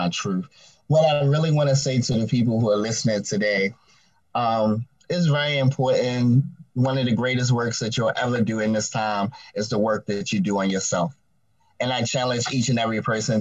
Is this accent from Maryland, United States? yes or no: yes; Baltimore, Maryland, United States; I now reside in the lovely state of Maryland, in the wonderful city of Baltimore